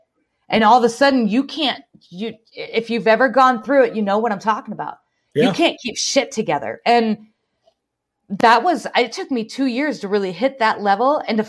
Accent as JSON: {"language": "English", "region": "Iowa", "country": "United States", "said": "I'll be like, listen, I'm from Iowa, but I'm just going to moderate here on"}